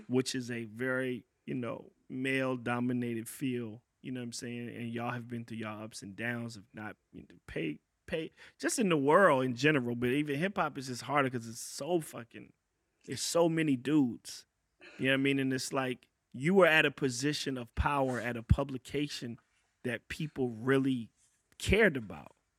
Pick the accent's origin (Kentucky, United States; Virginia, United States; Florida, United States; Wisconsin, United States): Virginia, United States; I'm a cat from Virginia